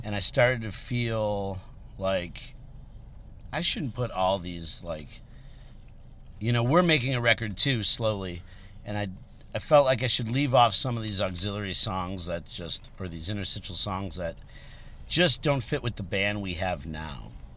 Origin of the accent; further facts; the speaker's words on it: Berwyn, Illinois, United States; also born or lived in Chicago; I grew up in Berwyn.